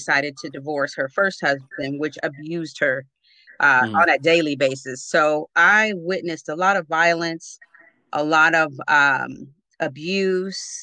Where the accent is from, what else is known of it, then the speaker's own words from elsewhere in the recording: Oceanside, California, United States; also born or lived in Newark, New Jersey; I was born in Newark, New Jersey, but raised in Oceanside, California